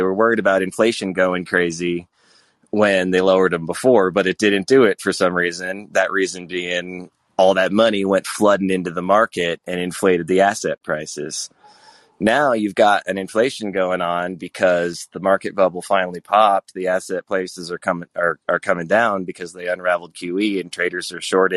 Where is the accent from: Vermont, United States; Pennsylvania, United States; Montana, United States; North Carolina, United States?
Vermont, United States; moved away; also born or lived in Colorado / California; I grew up and lived in most of these expensive places that you talked about. I'm from Vermont originally